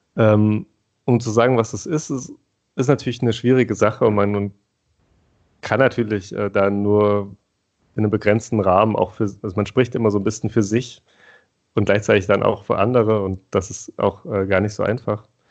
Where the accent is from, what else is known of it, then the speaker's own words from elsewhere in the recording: Thuringia, Germany; wir sind beide aus Thüringen, also in den sogenannten neuen Bundesländern, aufgewachsen